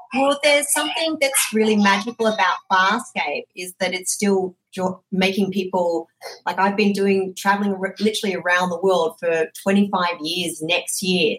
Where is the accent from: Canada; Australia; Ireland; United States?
Australia; moved away; I'm obviously originally from Australia